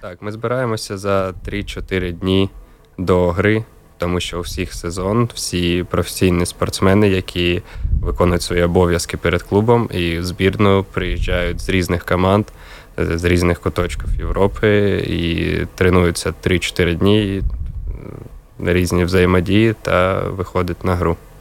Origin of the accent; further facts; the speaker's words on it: Kharkiv, Kharkiv Oblast, Ukraine; now in Riga, Latvia; я з Харкова, родина вся була в Харкові